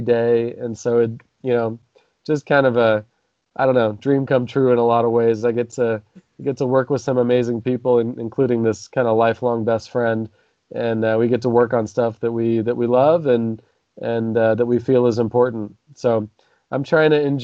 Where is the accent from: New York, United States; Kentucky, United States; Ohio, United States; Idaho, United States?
Idaho, United States; Nampa; how I grew up here in Nampa